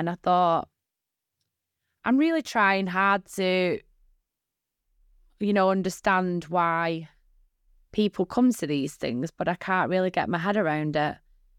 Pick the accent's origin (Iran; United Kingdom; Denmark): United Kingdom; Bolton, North West England; Bolton isn't that much of a bad place, but it's a very small place with a lot of small-minded people in it.